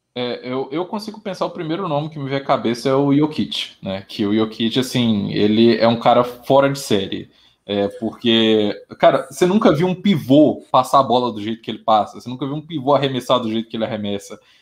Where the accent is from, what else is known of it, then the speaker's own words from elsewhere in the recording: Minas Gerais, Brazil; Eu sou de Minas Gerais